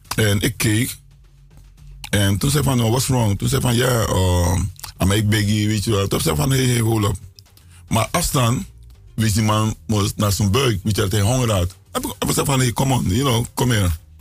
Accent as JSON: {"language": "Dutch", "country": "Suriname", "moved": "yes", "lives_now": "United States"}